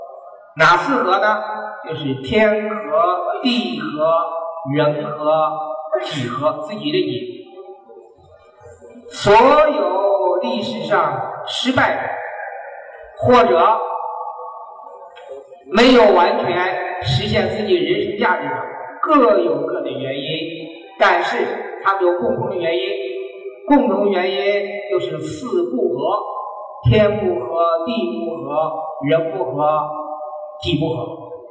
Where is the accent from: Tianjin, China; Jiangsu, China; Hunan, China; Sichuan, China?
Hunan, China; 我们湖南人毛泽东主席，他也遇上了。